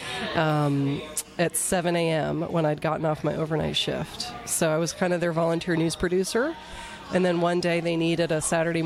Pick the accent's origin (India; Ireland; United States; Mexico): United States; Winchester, Massachusetts; now in Atlanta, United States; I grew up in Winchester